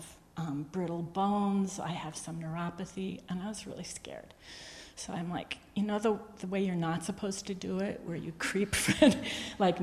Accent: New England, United States; moved away as an adult; also born or lived in South Hadley, Massachusetts; now in Texas, United States; I think I'm from New England, but I've spent the last 34 years in Texas.

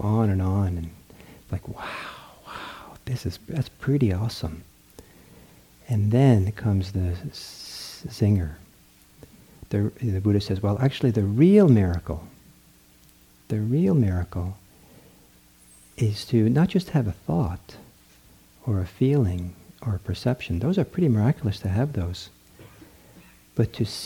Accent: Norway; moved away; back in the country I was born in Norway

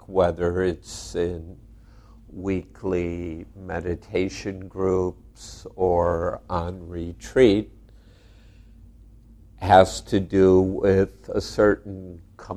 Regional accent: United States; I'm an American

